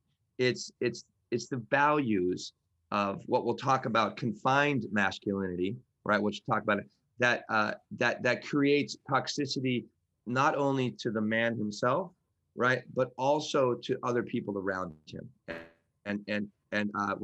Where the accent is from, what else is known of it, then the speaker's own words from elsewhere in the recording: New York, United States; I'm from New York